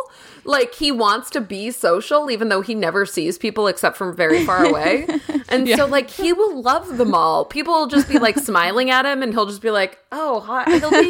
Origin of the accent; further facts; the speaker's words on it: East Coast, United States; I think it's because I'm from the East Coast, so it's like, it's very kitschy and fun to me because I didn't grow up with it at all.